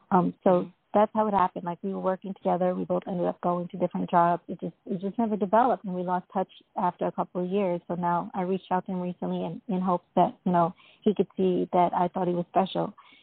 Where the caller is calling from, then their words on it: Florida, United States; And I'm calling from Florida.